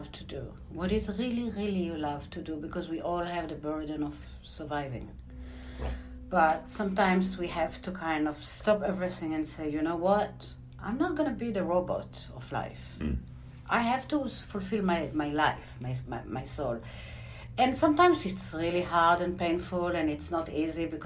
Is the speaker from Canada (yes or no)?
no; Israel; moved away; I was born in Israel